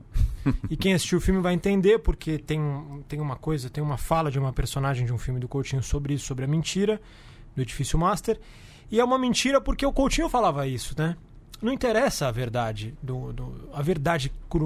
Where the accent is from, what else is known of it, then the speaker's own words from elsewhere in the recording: São Paulo, Brazil; como paulistano